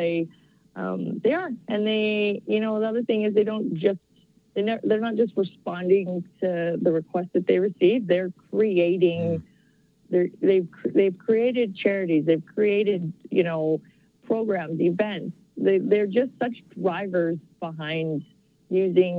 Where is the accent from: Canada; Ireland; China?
Canada; Calgary, Alberta; I grew up here. I'm from Calgary.